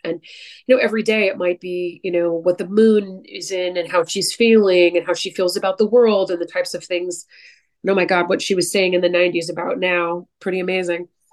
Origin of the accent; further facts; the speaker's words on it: San Francisco Bay Area, California, United States; moved away; I'm from the San Francisco Bay Area